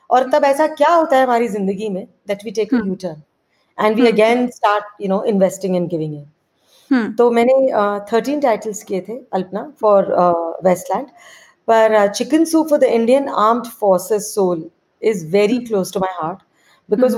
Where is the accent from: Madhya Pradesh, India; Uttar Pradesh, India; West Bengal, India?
West Bengal, India; Kolkata; मैं एक्चुअली बड़ी कैलकटा में हुई